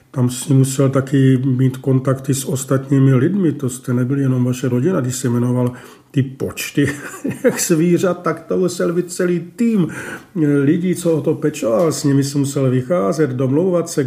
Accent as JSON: {"language": "Czech", "region": "Baden-Württemberg", "country": "Germany", "tie": "born or raised there", "second_language": "Czech", "moved": "as an adult", "lives_now": "Prague, Czech Republic"}